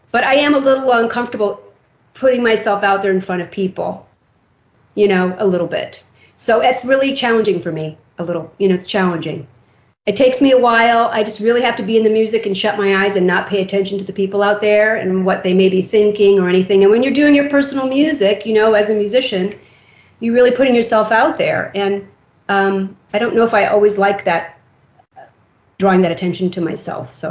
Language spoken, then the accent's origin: English; Waco, Texas, United States; born there; I was born in Waco, Texas, and my dad was a colonel in the Air Force and I think that's what they meant when they wrote that was that I'm, I'm kind of a traveler and have been most of my life.